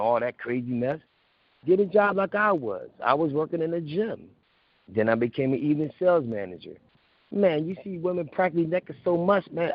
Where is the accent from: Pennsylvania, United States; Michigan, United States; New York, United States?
Pennsylvania, United States; Philadelphia; I'm from Philly